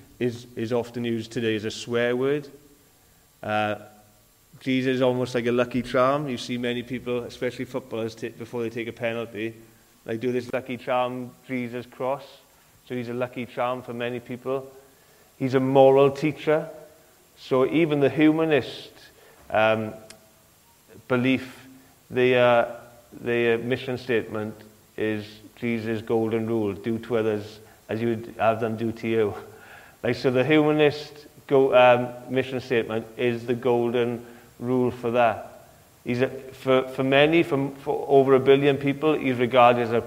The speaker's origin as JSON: {"language": "English", "region": "Wales", "country": "United Kingdom", "tie": "born or raised there", "also_born_or_lived": "Cardiff / Swansea", "said": "I've lived in Wales most of my life."}